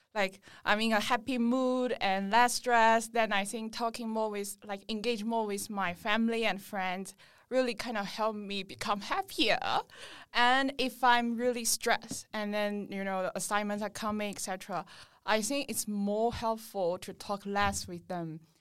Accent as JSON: {"language": "English", "country": "China", "moved": "as an adult", "lives_now": "Sydney, Australia", "said": "I'm from China and I'm currently"}